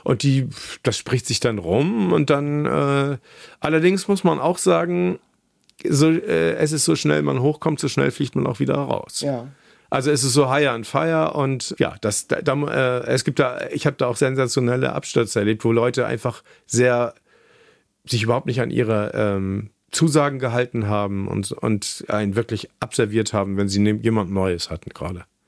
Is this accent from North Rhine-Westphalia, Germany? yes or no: no; Kiel, Schleswig-Holstein, Germany; moved away as an adult; also born or lived in Oldenburg; now in Hamburg, Germany; ich bin in Kiel aufgewachsen